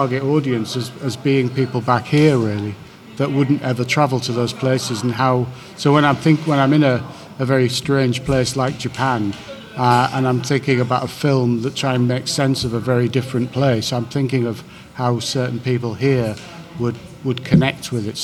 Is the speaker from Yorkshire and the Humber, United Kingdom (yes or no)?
yes; Hull, Yorkshire and the Humber, United Kingdom; when I grew up in Hull